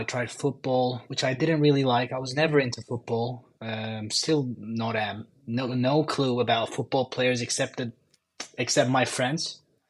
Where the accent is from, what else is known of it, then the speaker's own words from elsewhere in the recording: Istanbul, Turkey; A lot of traffic, yeah, that's for sure. But besides that, honestly, life, yeah, like I said, I mean, like you said, I mean, motocross racing when I was five. I actually won the Turkish motocross championship when I was six